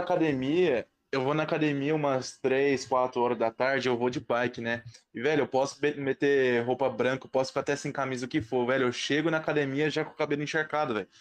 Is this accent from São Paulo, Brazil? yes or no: yes; Ribeirão Preto, São Paulo, Brazil; eu sou de Ribeirão Preto